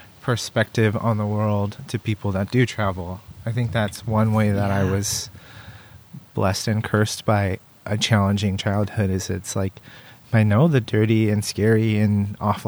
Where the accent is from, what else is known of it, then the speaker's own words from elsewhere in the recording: Arroyo Grande, California, United States; I grew up in South County, in like AG